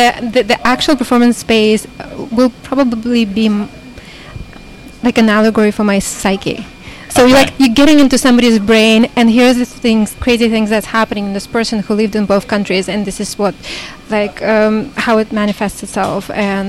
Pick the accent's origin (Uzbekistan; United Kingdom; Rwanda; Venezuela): Uzbekistan; born there; also born or lived in Russia / United States; because I was born in Uzbekistan, but I lived for quite a long time in Russia, and my parents are Russian. And then I lived for a long time in America.